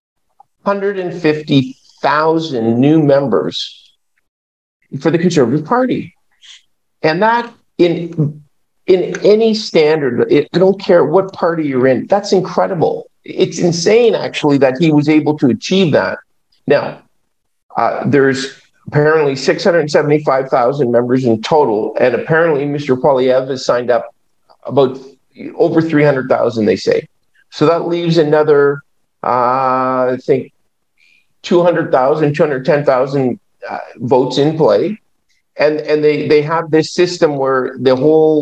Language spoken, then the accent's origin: English; Cape Breton, Nova Scotia, Canada; I'm from Cape Breton